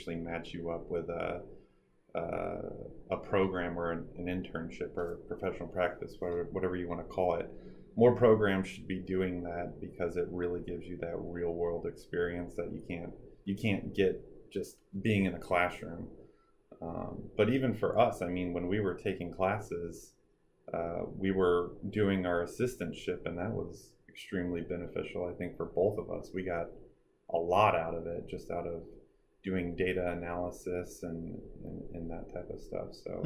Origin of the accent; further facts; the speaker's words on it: Carbondale, Illinois, United States; I'm from Carbondale, Illinois, which is way down south